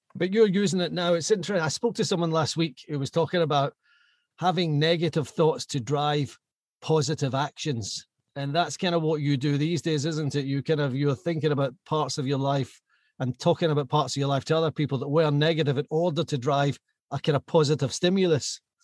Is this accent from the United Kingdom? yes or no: yes; Glasgow, Scotland, United Kingdom; I was Glasgow born and bred.